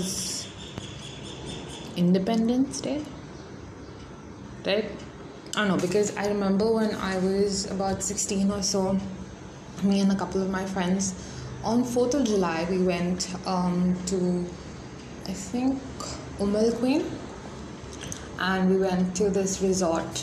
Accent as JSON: {"language": "English", "country": "India", "said": "I'm Indian, we make chapatis"}